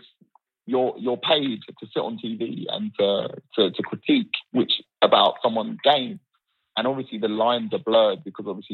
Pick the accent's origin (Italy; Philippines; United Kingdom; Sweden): United Kingdom; I'm British through and through